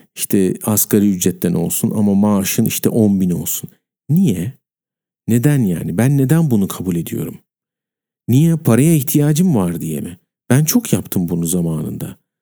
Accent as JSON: {"language": "Turkish", "country": "Turkey", "said": "ben Türk'üm"}